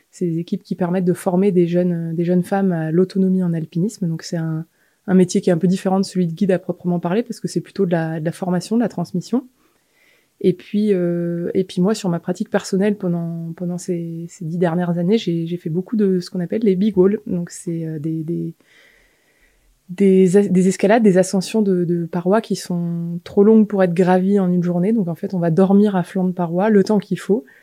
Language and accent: French; Dijon, Bourgogne-Franche-Comté, France; also born or lived in Annecy / Besançon / Grenoble; Je suis née à Annecy, mais presque par hasard. Après, j'ai grandi entre Dijon, Besançon, un peu en Chartreuse vers Grenoble.